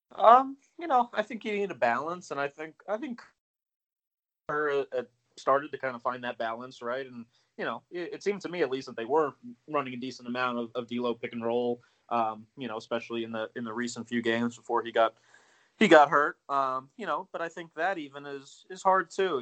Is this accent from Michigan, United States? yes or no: no; near the DC area, Maryland, United States; I grew up in the uh, in Maryland near the in DC area